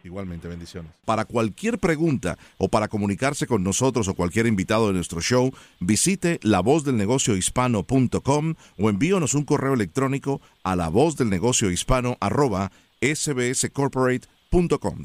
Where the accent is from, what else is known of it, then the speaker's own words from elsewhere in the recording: Colombia; now in United States; yo soy colombiano